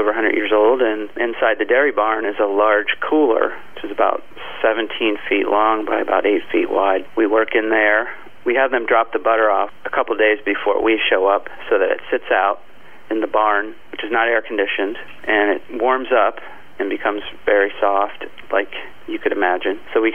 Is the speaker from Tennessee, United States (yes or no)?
no; Columbus, Ohio, United States; I was born in Columbus when my dad went to OSU and his dad went there. And it's just a nice thing to be an Ohioan